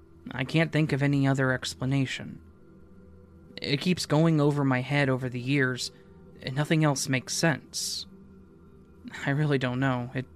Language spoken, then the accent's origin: English; Denver, Colorado, United States; We're from Denver, so We drive in the mountains a lot, and I'm fairly accustomed to it.